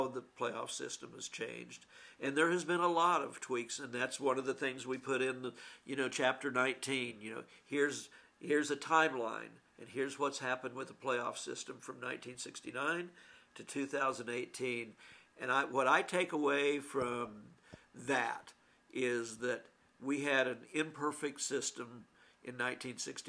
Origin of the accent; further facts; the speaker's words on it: Syracuse, Kansas, United States; And I grew up in Syracuse in a little tiny town almost in Colorado